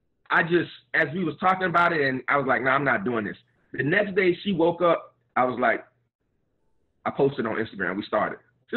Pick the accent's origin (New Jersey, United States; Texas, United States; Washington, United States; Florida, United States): Florida, United States; Miami; I'm a Miami boy, born and raised in Miami. Mother and father both were from Georgia.